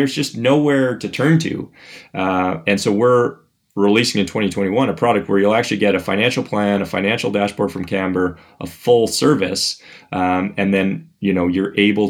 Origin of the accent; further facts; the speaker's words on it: Canada; I'm from Canada